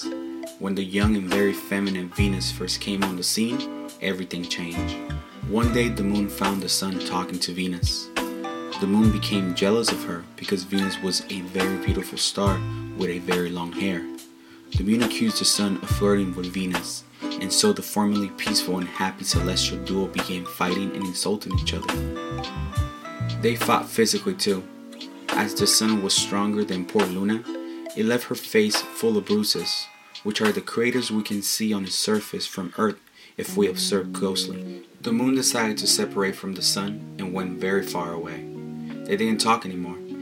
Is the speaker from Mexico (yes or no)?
yes; Urapa, Michoacán, Mexico; I was born in Urapa, Michoacán. It's a town that is about 2 hours away from the capital of Michoacán. And growing up, I always felt super connected to my culture